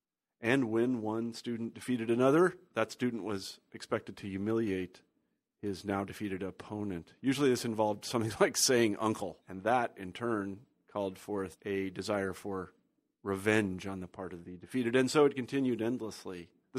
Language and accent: English; Kansas, United States; now in Iowa City, United States; I grew up in Kansas. That's very different than Japan, but still.